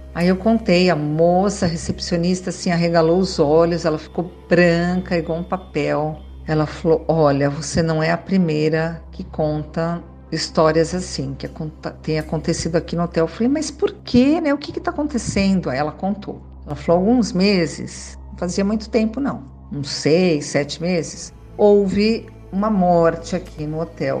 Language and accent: Portuguese; São Caetano do Sul, São Paulo, Brazil; now in Sorocaba, Brazil; Sou de São Caetano do Sul